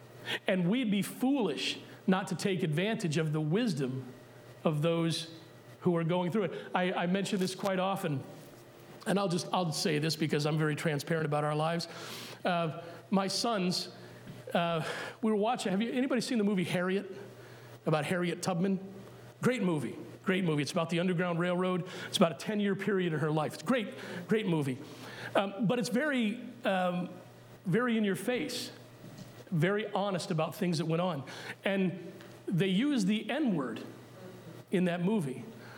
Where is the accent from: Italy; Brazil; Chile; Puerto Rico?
Puerto Rico; born there; Yes, I was born in Puerto Rico. Yes, I'm considered Puerto Rican by birth. But if you haven't noticed, I'm lily white.